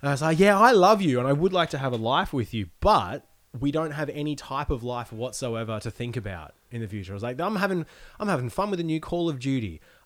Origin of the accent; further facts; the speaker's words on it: Australia; I grew up in Australia where religion is an afterthought for most people